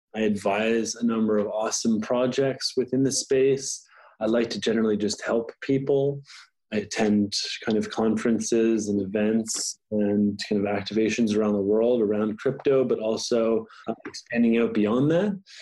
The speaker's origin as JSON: {"language": "English", "town": "Ottawa", "region": "Ontario", "country": "Canada", "tie": "born or raised there", "said": "I'm a Canadian. I am born in Ottawa"}